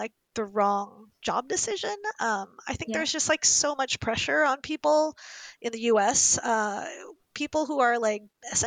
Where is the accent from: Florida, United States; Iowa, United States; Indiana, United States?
Indiana, United States; Indianapolis; I grew up in Indianapolis, Indiana, in the 80s, as one of the only Asian